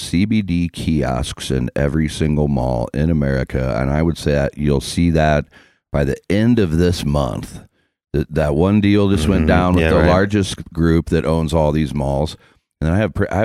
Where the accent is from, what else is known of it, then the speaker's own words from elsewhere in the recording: Iowa, United States; now in Colorado, United States; I'm from Iowa